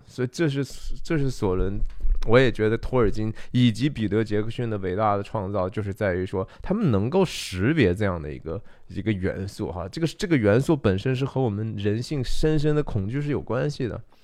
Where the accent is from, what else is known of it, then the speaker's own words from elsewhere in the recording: China; 我们中国人说不要驳了人的面子哈